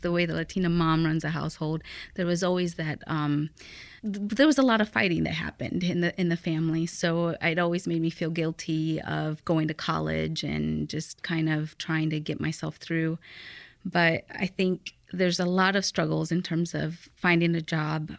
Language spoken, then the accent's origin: English; Fort Wayne, Indiana, United States; born or raised there; English is a second language; also born or lived in Aguascalientes, Mexico